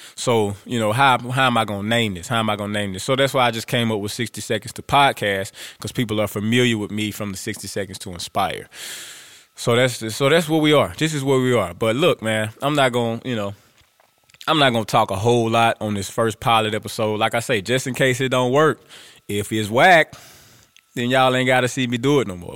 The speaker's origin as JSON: {"language": "English", "town": "Grambling", "region": "Louisiana", "country": "United States", "said": "I'm from Grambling, I'm a Grambling boy"}